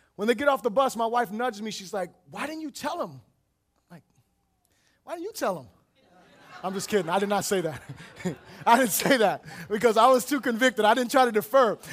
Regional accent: Florida, United States; I am from Florida

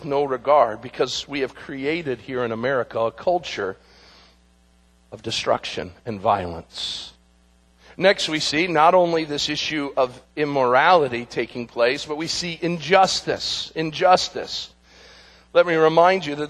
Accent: United States; we as Americans and even as American Christians

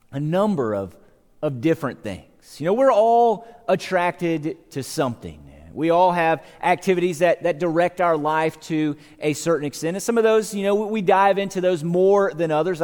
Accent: Savannah, Georgia, United States; I grew up in Georgia. I lived in Savannah, Georgia

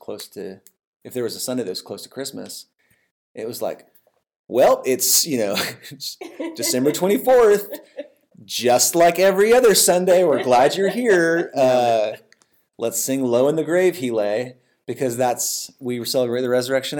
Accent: the Northwest, Pacific Northwest, United States; now in Abilene, United States; where I grew up in the Northwest was very anti-Catholic

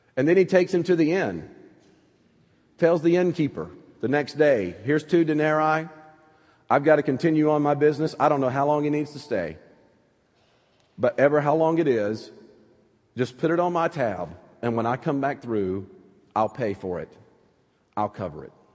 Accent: North Alabama, United States; accent: southern; moved away; Growing up in North Alabama, we would pray for snow every year

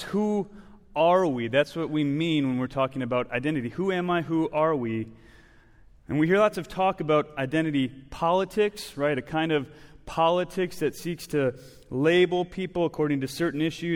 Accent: Wisconsin, United States; moved away; I grew up in Wisconsin

